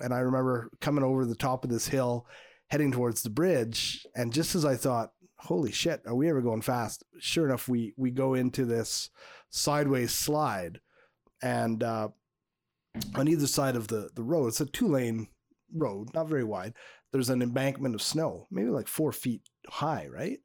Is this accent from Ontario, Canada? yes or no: no; suburb of Montreal, Quebec, Canada; my hometown suburb of Montreal